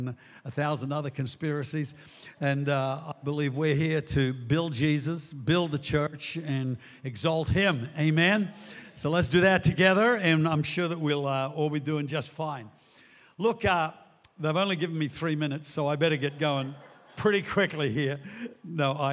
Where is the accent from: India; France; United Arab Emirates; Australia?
Australia; all the great things that make us Australians here